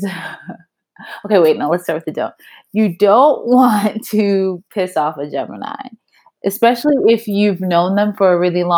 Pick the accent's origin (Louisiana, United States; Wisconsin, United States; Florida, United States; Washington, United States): Florida, United States; the South, a little town outside of Disney; also born or lived in London; now in New York, United States; I grew up in the suburbs, like literally a little town outside of Disney.